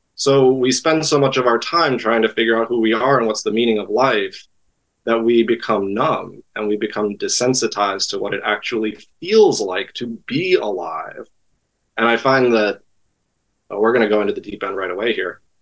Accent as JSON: {"language": "English", "region": "East Coast", "country": "United States", "tie": "born or raised there", "also_born_or_lived": "Great Lakes region", "moved": "as an adult", "lives_now": "Los Angeles, United States", "said": "I grew up on the East Coast"}